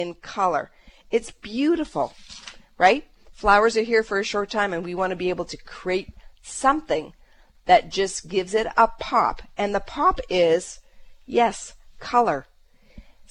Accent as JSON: {"language": "English", "country": "Canada", "said": "we're Canadian"}